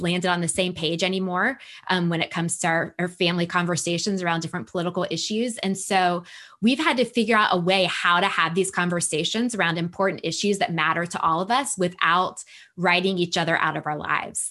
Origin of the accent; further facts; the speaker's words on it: Northern Virginia, United States; now in Atlanta, United States; I was raised in Northern Virginia, just outside Washington, D C